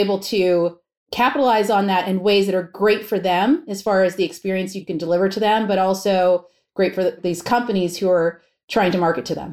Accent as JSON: {"language": "English", "region": "Pennsylvania", "country": "United States", "tie": "born or raised there", "also_born_or_lived": "New York", "said": "even though I was born in New York, my formative years and my school years were in Pennsylvania"}